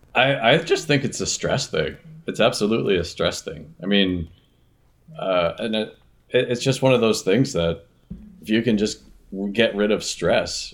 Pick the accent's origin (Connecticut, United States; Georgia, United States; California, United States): Connecticut, United States; now in Minnesota, United States; I'm originally from Connecticut